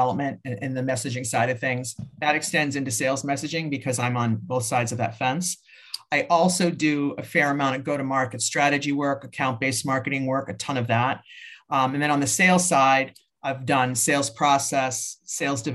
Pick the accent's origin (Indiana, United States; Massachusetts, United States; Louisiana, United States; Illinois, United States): Massachusetts, United States; I'm from Massachusetts, and we're known as Massholes